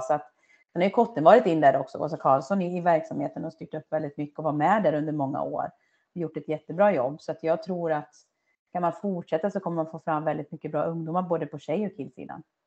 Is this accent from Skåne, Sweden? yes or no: no; Töreboda, Västra Götaland, Sweden; moved away; also born or lived in Dalarna; i Töreboda då, där jag är uppvuxen